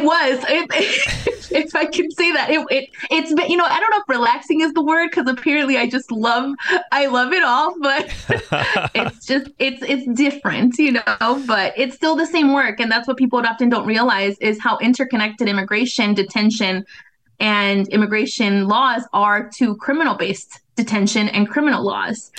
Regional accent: Bay Area, California, United States; moved away as an adult; now in Minnesota, United States; I'm originally from the Bay Area, mm-hmm. from California

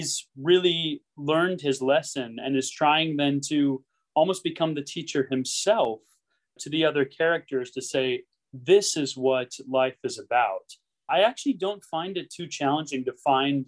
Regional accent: Stillwater, Minnesota, United States; I'm from Minnesota, Stillwater, Minnesota

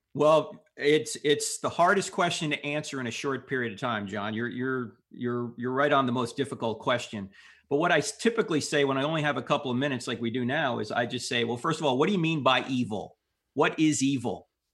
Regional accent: New Jersey, United States; I grew up, uh, Catholic because I'm from New Jersey

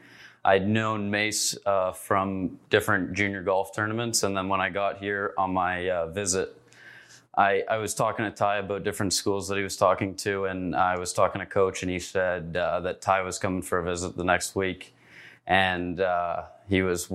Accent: Mono, Ontario, Canada; moved away as an adult; now in Ypsilanti, United States; I'm a fifth year here at Eastern, and I'm from Mono, Ontario.

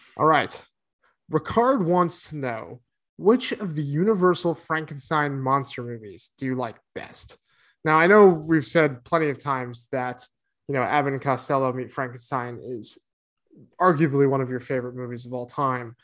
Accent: East Coast, United States; moved away; I grew up on the East Coast

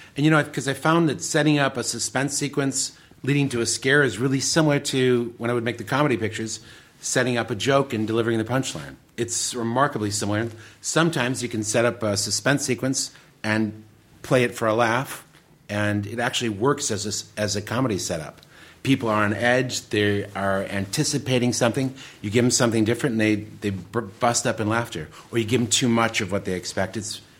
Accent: Detroit, Michigan, United States; also born or lived in Royal Oak; Well, I was born in Royal Oak, but I lived in the city of Detroit proper.

